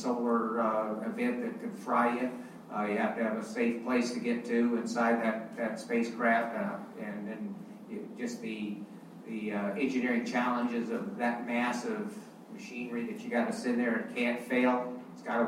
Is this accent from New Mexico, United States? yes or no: yes; Albuquerque, New Mexico, United States; moved away; also born or lived in Texas; I grew up in Albuquerque, New Mexico